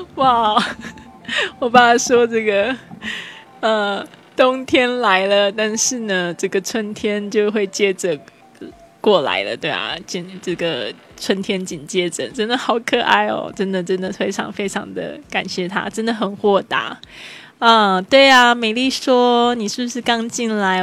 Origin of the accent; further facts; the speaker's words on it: Kaohsiung, Taiwan; 我现在人是在高雄，高雄是我的出生地，然后我爸爸也在这边，我爸爸姐姐还有我的侄子都在这边